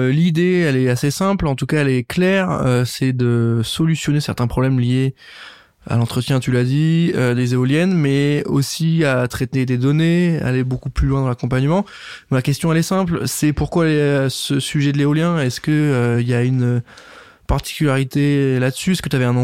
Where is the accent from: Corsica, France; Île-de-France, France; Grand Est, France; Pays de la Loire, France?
Grand Est, France; Parce que nous, on est originaire des plaines de Champagne.